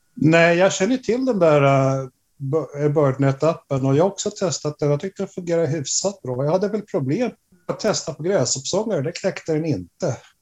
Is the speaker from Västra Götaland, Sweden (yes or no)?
no; Stockholm, Stockholm County, Sweden; moved away as an adult; now in Umeå, Sweden; jag är ursprungligen från Stockholm